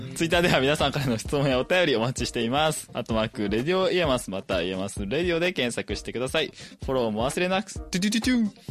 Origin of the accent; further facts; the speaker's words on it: Fukuoka, Japan; moved away; 私福岡の方に帰った